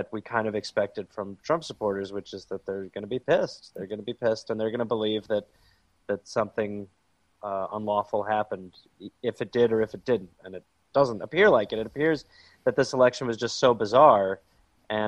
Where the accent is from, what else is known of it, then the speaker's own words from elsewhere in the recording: United States; I'm an American citizen